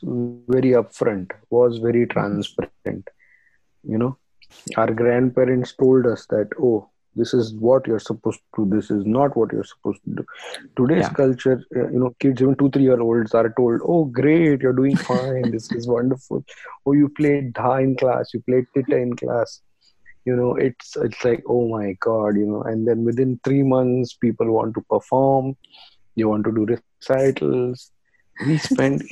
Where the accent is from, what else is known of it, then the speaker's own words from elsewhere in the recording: India; when we grew up in India, we were told if something was trash, this is trash, you better fix it